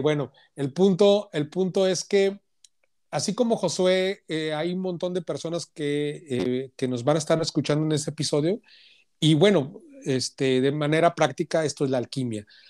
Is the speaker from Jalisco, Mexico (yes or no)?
yes; Guadalajara, Jalisco, Mexico; moved away as an adult; also born or lived in Monterrey; yo soy de Guadalajara, pero, pero viví 10 años en Monterrey